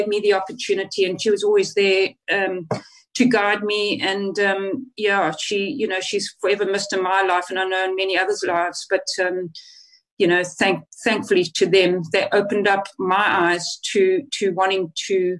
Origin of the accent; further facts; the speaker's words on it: Zimbabwe; moved away; also born or lived in South Africa; I obviously went to school there, and my desire was always to play for Zimbabwe